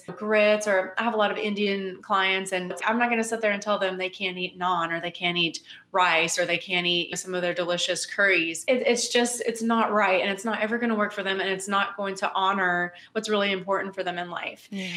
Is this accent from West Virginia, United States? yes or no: yes; West Virginia, United States; moved away as an adult; also born or lived in Louisiana / Missouri / South Carolina / Germany; now in Louisville, United States; I'm from West Virginia originally. I was born and raised there.